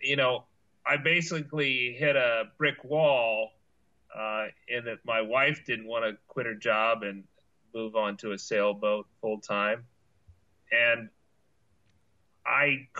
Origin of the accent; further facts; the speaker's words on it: Ohio, United States; also born or lived in Louisiana; now in Lafayette, United States; I grew up in Ohio